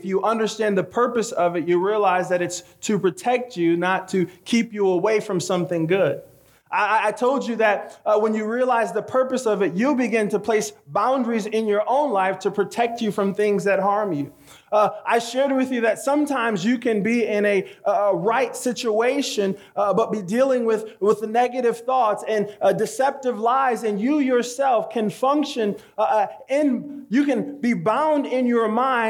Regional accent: Michigan, United States; also born or lived in Haiti; I was born in Haiti. In fact, I came to the States very young. We moved from Haiti to Michigan.

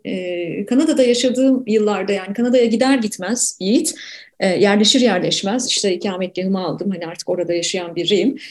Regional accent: Ankara, Turkey; also born or lived in Canada; now in Istanbul, Turkey; Ankara'da doğdum, büyüdüm.

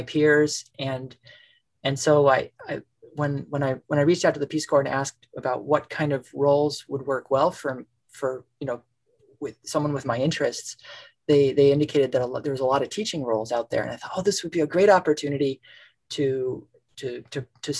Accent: Chicago suburbs, Illinois, United States; moved away as an adult; also born or lived in Tanzania; where I grew up in the Chicago suburbs

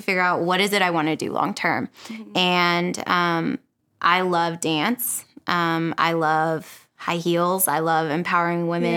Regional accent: Oklahoma, United States; moved away as an adult; now in San Francisco, United States; I am from Oklahoma. I moved out here 6 years ago

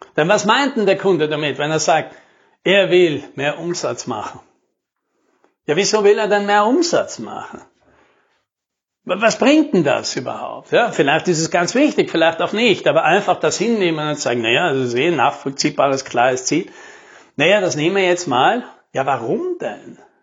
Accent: South Tyrol, Trentino-Alto Adige, Italy; bei uns in Südtirol

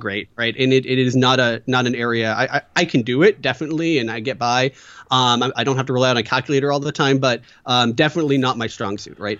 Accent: Battle Ground, Washington, United States; also born or lived in Portland, Oregon; a little town called Battleground, Washington

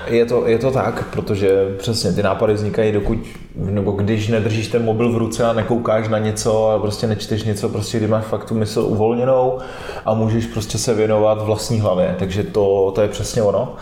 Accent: Czechia; mám rád český národ

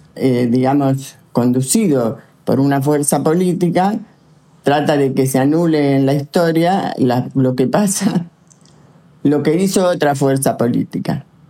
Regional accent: Santa Fe, Argentina; Yo nací en Santa Fe, soy santafesina

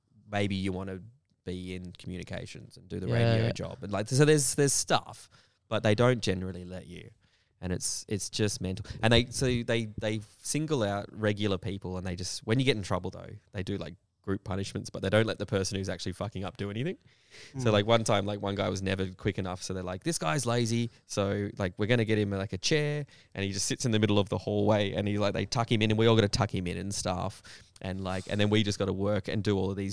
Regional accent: Perth, Western Australia, Australia; I was from Perth

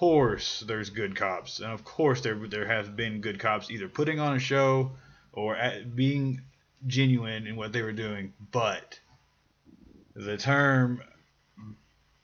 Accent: Louisville, Kentucky, United States; I grew up in the south end of Louisville, and that is a lower middle class

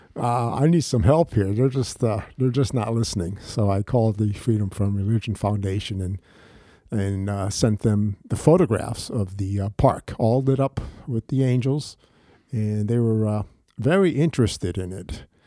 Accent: Bridgeport, Connecticut, United States; also born or lived in Fairfield / Shelton; I was born and raised in Bridgeport

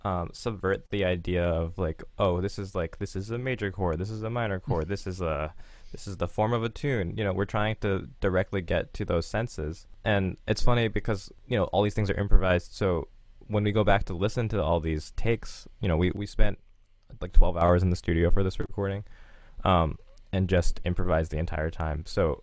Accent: North Carolina, United States; also born or lived in Maryland; I grew up sort of in North Carolina and Maryland. My dad's in the military, so I moved around on the East Coast a lot.

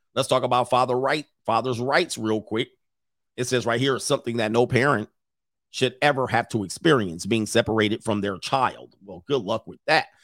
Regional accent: Southern California, United States; growing up in Southern California

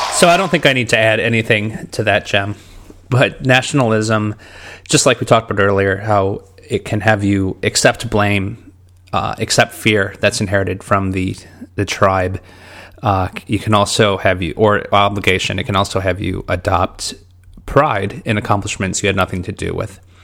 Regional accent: Detroit, Michigan, United States; I grew up in Detroit, Michigan.

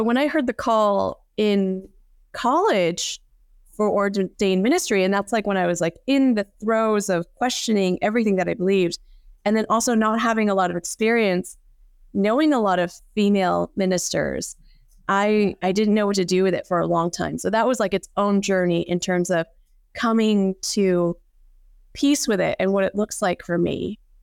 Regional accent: United States; I am Korean American and a woman

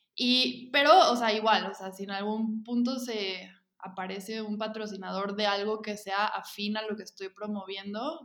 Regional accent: Mexico; soy parte del grupo de memeras mexicanas

